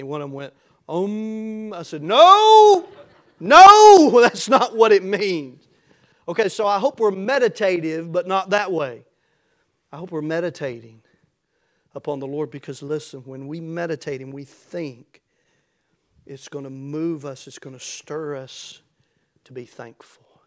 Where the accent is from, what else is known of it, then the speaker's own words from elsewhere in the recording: United States; I'm thankful to be an American, uh, to live in America and to be an American tonight